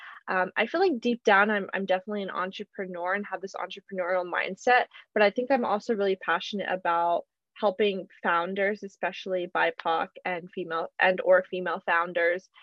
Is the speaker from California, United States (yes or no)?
yes; Southern California, United States; I was born and raised in Southern California